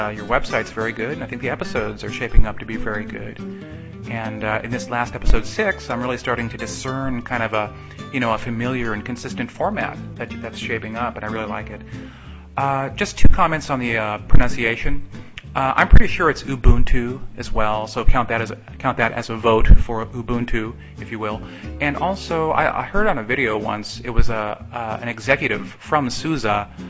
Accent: San Jose, California, United States; now in Strasbourg, France; I reside in Strasbourg, France. I'm originally from San Jose, California.

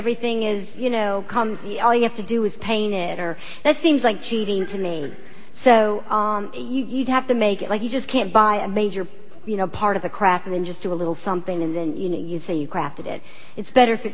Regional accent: North Carolina, United States; moved away; also born or lived in New York City; just in North Carolina that, you know, maybe I wouldn't have stayed in Girl Scouts so long if I was living in a big city

